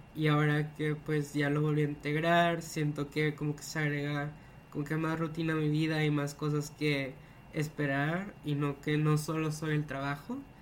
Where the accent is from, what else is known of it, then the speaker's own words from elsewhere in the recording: Monterrey, Nuevo León, Mexico; soy Monterrey de México